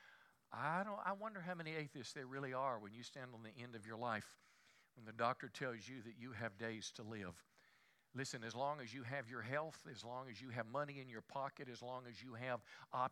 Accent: the Bible Belt, United States; I was raised in America. I was raised in the Bible Belt.

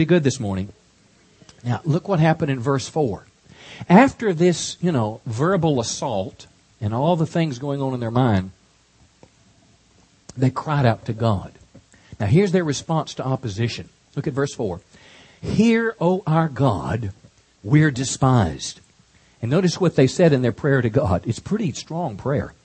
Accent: Texas, United States; as a Texan here

